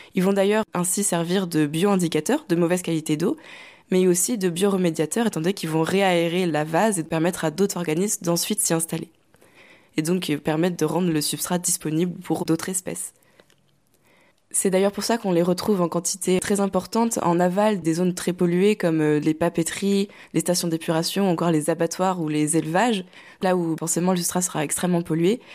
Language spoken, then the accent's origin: French; Normandy, France; moved away as an adult; now in Rennes, France; j'ai grandi en Normandie entre la campagne et la mer